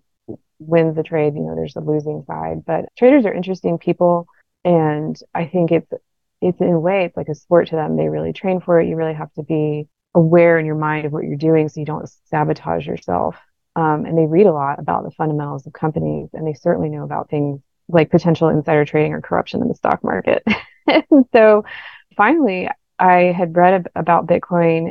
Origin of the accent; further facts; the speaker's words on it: the South, United States; I'm from the South.